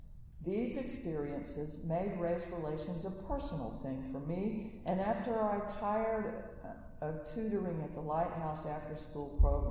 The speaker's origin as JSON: {"language": "English", "region": "Southern United States", "country": "United States", "said": "I thought of Southerners as terrible people. I'm from the South."}